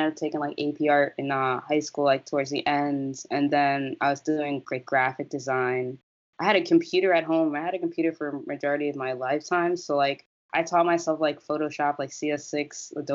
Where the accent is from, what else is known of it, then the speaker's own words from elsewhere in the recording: South Orange, New Jersey, United States; I'm from South Orange, New Jersey. It's a small town, like in the suburban area, right next to Newark